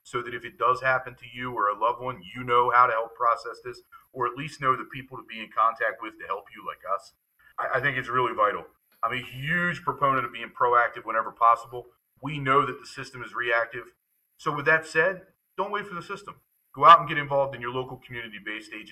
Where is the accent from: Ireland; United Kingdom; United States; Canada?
United States; York, Pennsylvania; in my hometown in York